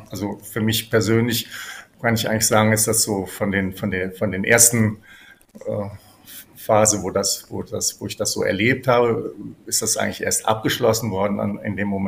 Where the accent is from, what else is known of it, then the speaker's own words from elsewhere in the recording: Cologne, North Rhine-Westphalia, Germany; born there; Ich bin tatsächlich in Köln geboren, bin das wissen vielleicht einige, ergibt sich ja auch aus meinem Namen … der Theologin, die damals hier in Köln mit dem politischen Nachtgebet sehr bekannt geworden ist.